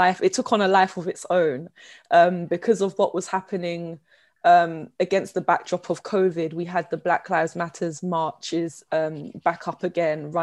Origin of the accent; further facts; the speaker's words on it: London, United Kingdom; I come from Southeast London. I was born and bred.